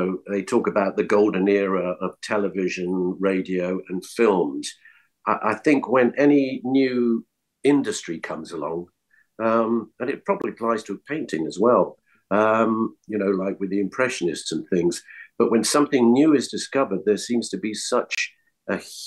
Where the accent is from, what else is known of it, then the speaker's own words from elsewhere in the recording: London, United Kingdom; moved away as an adult; also born or lived in Scotland; now in Los Angeles, United States; I was born in Scotland. We moved to London when I was 7